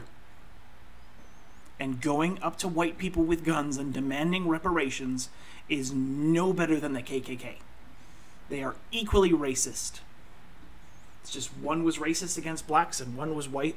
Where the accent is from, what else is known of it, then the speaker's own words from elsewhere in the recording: Canada; I'm Canadian.